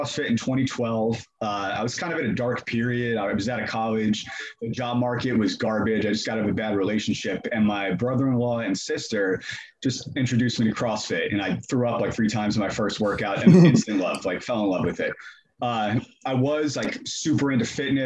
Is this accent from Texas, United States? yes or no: no; New Jersey, United States; now in Atlanta, United States; I'm originally from New Jersey